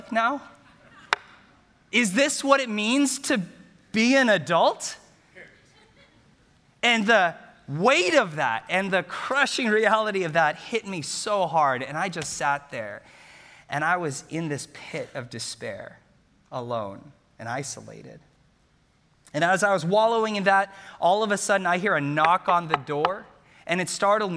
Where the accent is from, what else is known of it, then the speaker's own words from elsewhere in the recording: Bellaire, Texas, United States; I grew up in Bel Air, Texas, graduated from Bel Air High School